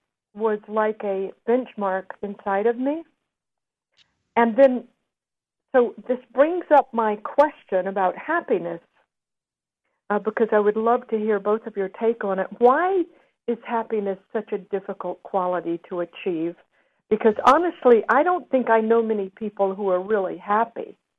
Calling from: Los Angeles, California, United States; I'm calling from L.A.

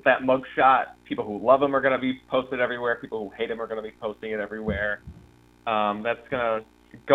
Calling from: Atlanta, Georgia, United States; I'm calling in from Atlanta

